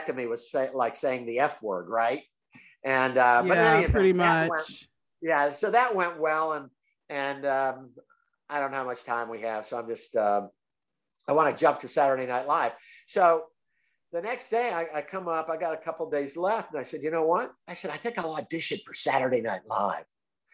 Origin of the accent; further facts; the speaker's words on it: Tampa, Florida, United States; I'm from Tampa, Florida